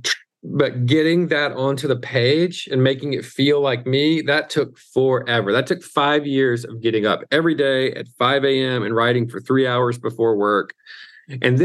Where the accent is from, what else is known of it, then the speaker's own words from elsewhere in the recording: Mississippi, United States; I'm from the South, I'm from Mississippi